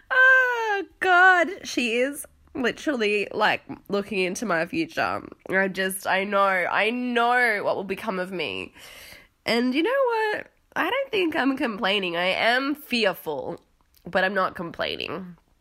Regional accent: Australia; accent: Australian; now in London, United Kingdom; now I'm in London, obviously I have an Australian accent

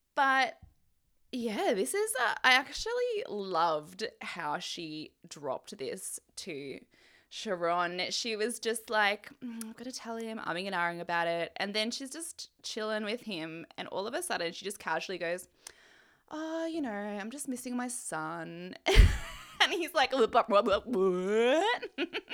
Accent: Australia; my mum is Canadian and obviously I'm Australian

